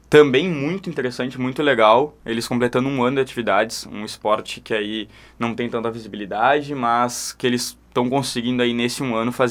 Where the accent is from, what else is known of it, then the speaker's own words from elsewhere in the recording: Santana do Livramento, Rio Grande do Sul, Brazil; Meu conterrâneo, então, eu também sou lá de, lá de Livramento.